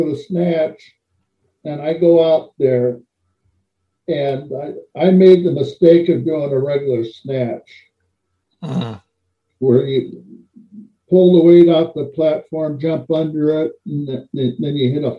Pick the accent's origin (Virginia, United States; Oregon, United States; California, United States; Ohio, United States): Oregon, United States; Portland; moved away as an adult; now in Minnesota, United States; I'm from Portland, Oregon